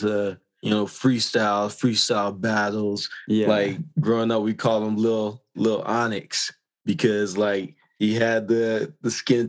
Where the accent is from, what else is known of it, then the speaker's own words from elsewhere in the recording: Florida, United States; moved away as an adult; also born or lived in New York; now in Calgary, Canada; I was from Florida